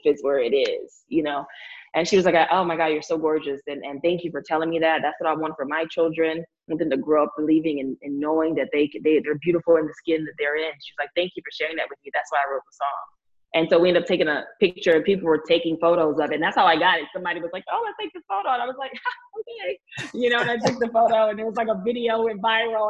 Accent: Lake Charles, Louisiana, United States; moved away; also born or lived in Houston, Texas; I'm from Lake Charles, Louisiana

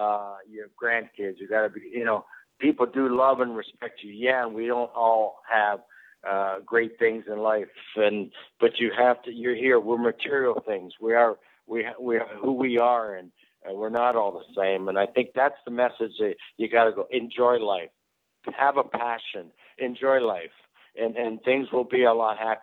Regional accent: Toronto, Ontario, Canada; growing up in Toronto as a kid

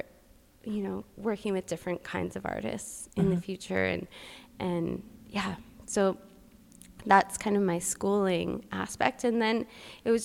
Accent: Alberta, Canada; moved away as an adult; now in Vancouver, Canada; I grew up in Alberta, so I ended up going to Red Deer College

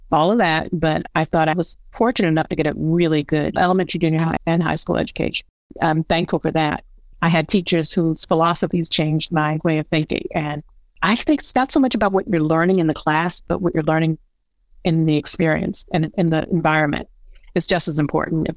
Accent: Buffalo, New York, United States; moved away as an adult; also born or lived in Brooklyn, New York; I moved from Brooklyn to Buffalo, New York to be with my mom

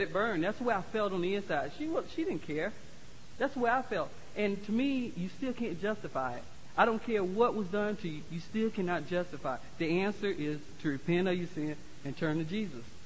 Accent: Florida, United States; moved away; I'm from Florida

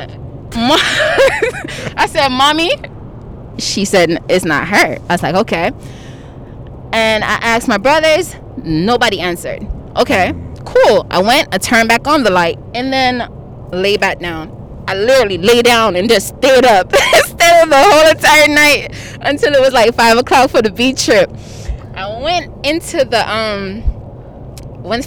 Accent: Jamaica; now in Atlanta, United States; I am from Jamaica

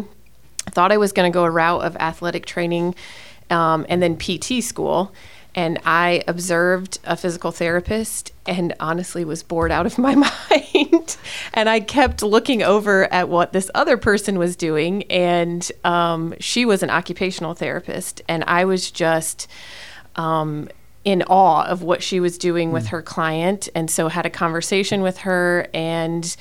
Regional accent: Indiana, United States; moved away as an adult; also born or lived in the South; now in Fort Wayne, United States; We're both from Indiana. We were looking for a bigger city feel than where we grew up.

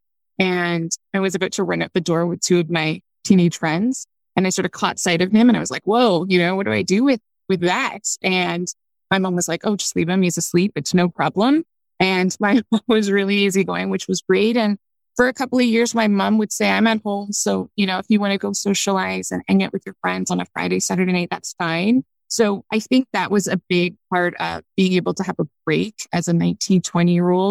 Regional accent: Canada; moved away as an adult; also born or lived in China; I'm from Canada. So I was born here. My son was born here. You know, he did the school here

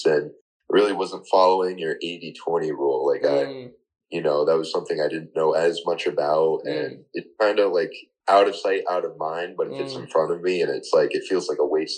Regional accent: Rocky Hill, Connecticut, United States; I'm actually from Rocky Hill, born and raised

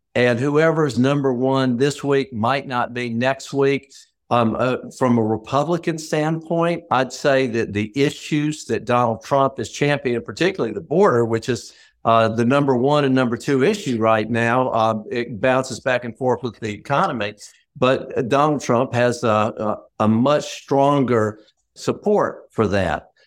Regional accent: Athens, Georgia, United States; I'm from Athens, Georgia.

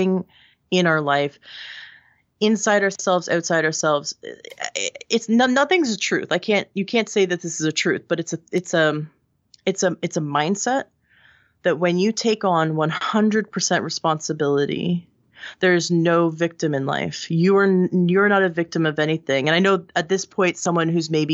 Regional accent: Toronto, Ontario, Canada; This is where I grew up in Canada.

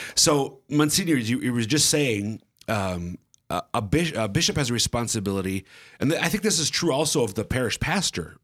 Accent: central Minnesota, United States; also born or lived in eastern South Dakota; now in South Dakota, United States; I'm from the central Minnesota area.

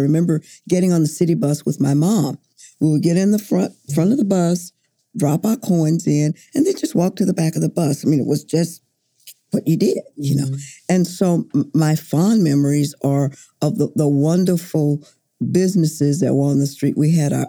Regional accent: Oklahoma City, Oklahoma, United States; I grew up in Northeast Oklahoma City

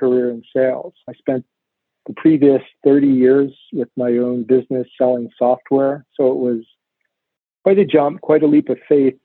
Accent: Laverock, Pennsylvania, United States; also born or lived in Lancaster County, Pennsylvania; I grew up in Laverock, which is a little town in the Philadelphia suburbs

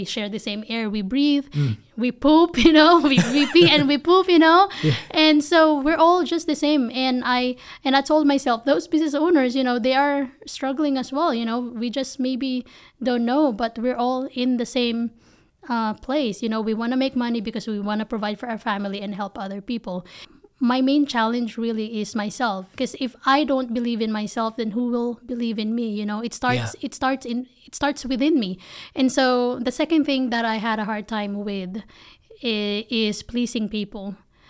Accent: Philippines; English is a second language; now in United States; I'm just somebody from the Philippines who moved to the States, and I have an accent and my grammar is not even that polished, you know.

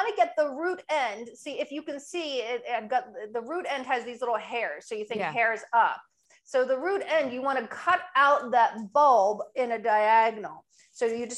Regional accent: New Jersey, United States; now in Annapolis, United States; I'm originally from New Jersey

